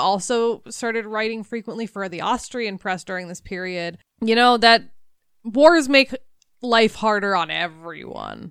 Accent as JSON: {"language": "English", "country": "United States", "said": "I'm an American"}